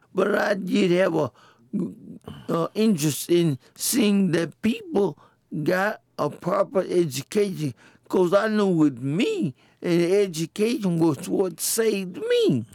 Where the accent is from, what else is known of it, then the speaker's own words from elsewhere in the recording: United States; growing up in the West Side Project created an opportunity for me to experience what being poor was.